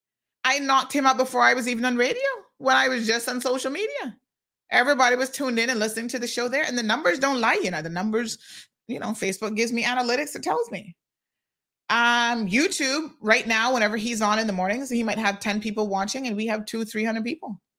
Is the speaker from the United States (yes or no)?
no; Cayman Islands